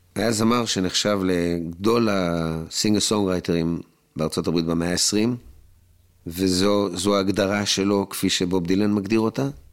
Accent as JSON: {"language": "Hebrew", "country": "Israel", "said": "אני ישראלי, שר בעברית"}